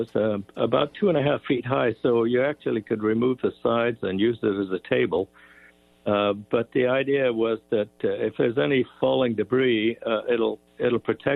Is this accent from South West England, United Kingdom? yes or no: no; South East England, United Kingdom; Well, lots of memories of air raids and air raid sirens. You know, we were only about 3 miles from the Vickers aircraft factory, so there were lots of air raids.